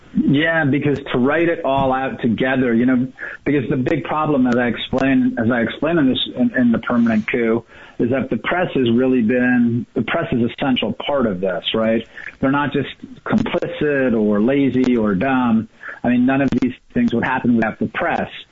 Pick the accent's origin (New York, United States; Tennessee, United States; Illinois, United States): New York, United States; moved away; I'm from New York originally.